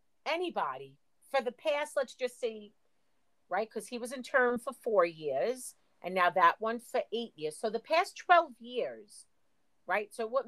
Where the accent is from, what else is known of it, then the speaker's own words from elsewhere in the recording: New York City, New York, United States; where are you from? And I said, the U.S. Right. No, I said Staten Island.